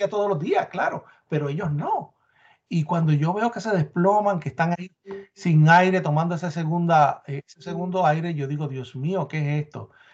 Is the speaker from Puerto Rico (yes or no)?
yes; Puerto Rico; moved away; yo soy el boricua